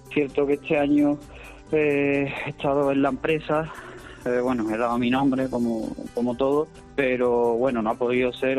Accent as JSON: {"language": "Spanish", "town": "Cañada Rosal", "region": "Andalusia", "country": "Spain", "tie": "born or raised there", "said": "debuté con caballos el 14 de, 14 de mayo en mi pueblo, en Cañada Rosal"}